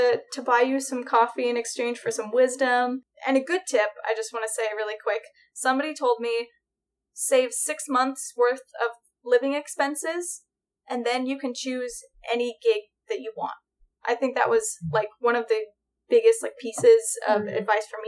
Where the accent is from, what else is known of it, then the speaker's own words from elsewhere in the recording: Oregon, United States; moved away as an adult; now in Los Angeles, United States; I grew up in Oregon.